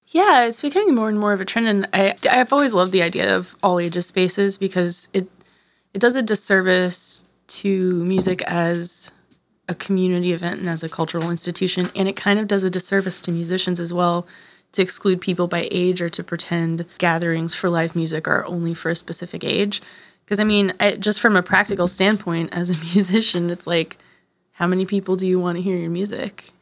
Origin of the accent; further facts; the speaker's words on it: right outside of New Orleans, Louisiana, United States; also born or lived in Arkansas; I moved from Arkansas to right outside of New Orleans in third grade.